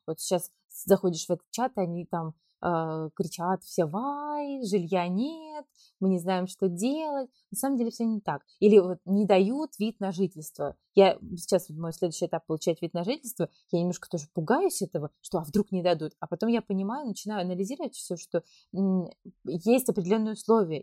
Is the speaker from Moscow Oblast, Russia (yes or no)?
no; Kemerovo Oblast, Russia; moved away as an adult; now in Turkey; я э, вообще родом из Кемеровской области